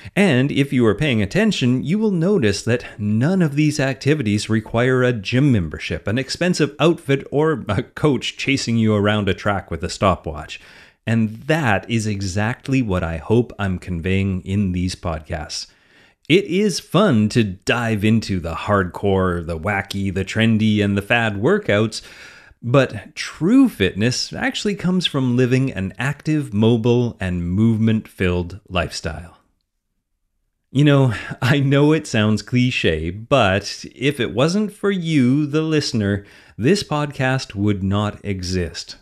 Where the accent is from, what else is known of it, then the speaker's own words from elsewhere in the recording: Canada; I'm Canadian